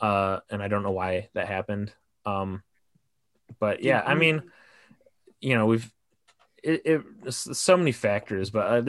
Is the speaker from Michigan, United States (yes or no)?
yes; Livonia, Michigan, United States; moved away as an adult; also born or lived in Detroit, Michigan; now in Los Angeles, United States; I was living in Michigan. But they filmed it in Plymouth, Michigan, and I grew up in Livonia, which is the next town over.